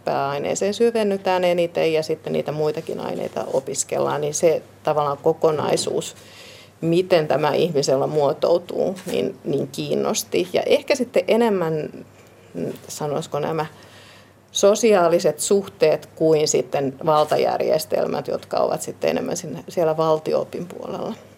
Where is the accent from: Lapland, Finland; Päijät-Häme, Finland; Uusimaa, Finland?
Uusimaa, Finland; Vantaa; also born or lived in Helsinki; Perheeni, siis veljeni, vanhempani ja minä muutimme Helsingin maalaiskuntaan silloin, kun olin aika pieni